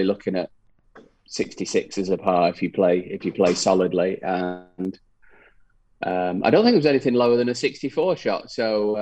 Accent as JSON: {"language": "English", "country": "United Kingdom", "said": "being a British player"}